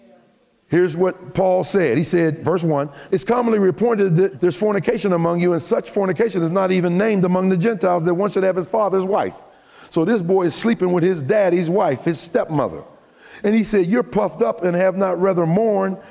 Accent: Pittsburgh, Pennsylvania, United States; my hometown of Pittsburgh

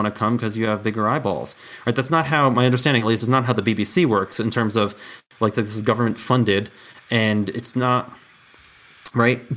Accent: New York, United States; now in Colorado, United States; I was born and raised in New York, and I live in Colorado

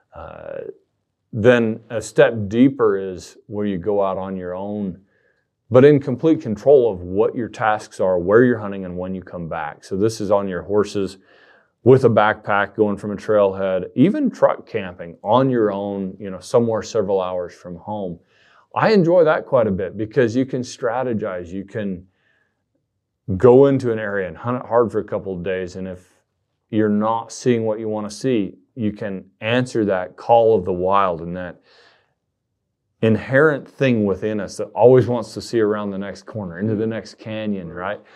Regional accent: southern Utah, United States; moved away as an adult; now in Idaho, United States; I was down in the southern part of the state, which is a, a much different place than the population centers in Utah Valley and Salt Lake City

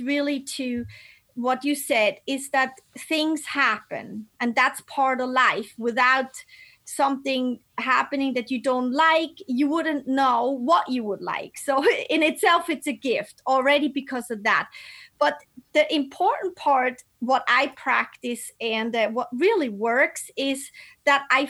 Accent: Basel, Basel-Stadt, Switzerland; moved away; I grew up in Basel, and it's right on the border to France and Germany

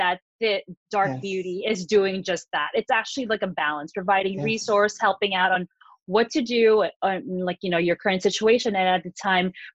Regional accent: Philippines; moved away; growing up in the Philippines

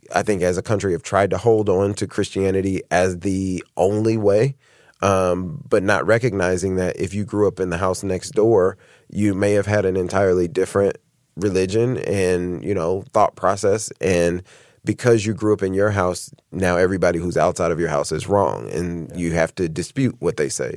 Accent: Indianapolis, Indiana, United States; moved away as an adult; now in Cincinnati, United States; We're from we're both born and raised in Indianapolis

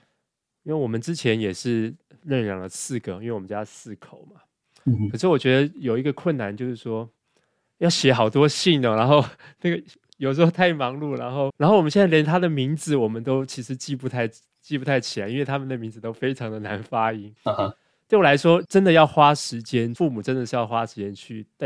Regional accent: Taiwan; now in United States; 那对我觉得就是我自己在美国，我也知道整个这个大的环境，就比如说这个气候的变迁，比如说我们我们从台湾来这个垃圾回收啊。

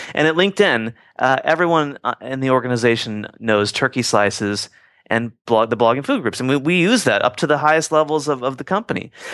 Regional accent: Midwest, United States; growing up in the Midwest

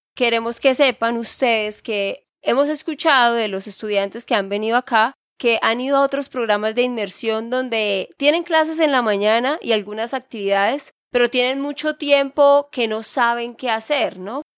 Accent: Santander, Colombia; de Santander, Colombia

